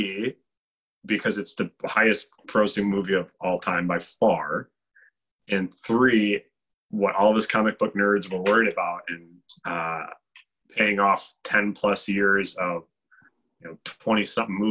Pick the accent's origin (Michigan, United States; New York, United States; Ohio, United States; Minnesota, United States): Michigan, United States; Chelsea; I grew up in Chelsea